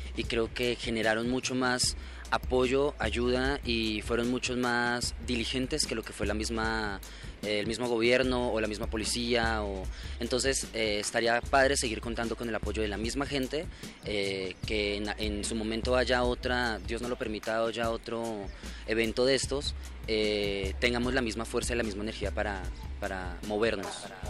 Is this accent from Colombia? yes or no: yes; Colombia; soy de Colombia